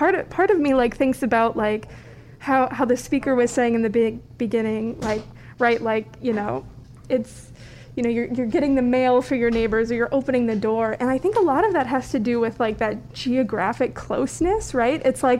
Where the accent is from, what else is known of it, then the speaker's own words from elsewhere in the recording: Valparaiso, Indiana, United States; growing up in Valparaiso